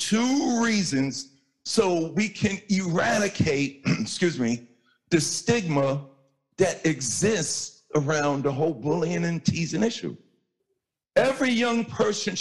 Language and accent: English; New York City, New York, United States; I'm light skinned from Hollis, Queens